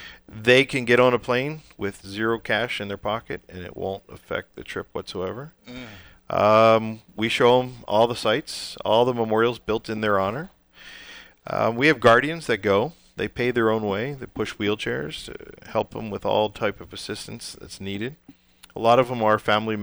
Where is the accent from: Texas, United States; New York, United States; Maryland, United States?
Maryland, United States; Baltimore; moved away; I come from Baltimore